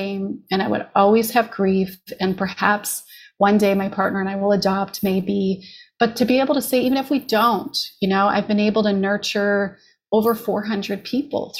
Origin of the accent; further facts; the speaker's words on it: Canada; moved away as an adult; now in Los Angeles, United States; I'm a Canadian, was very grateful to be diagnosed in Canada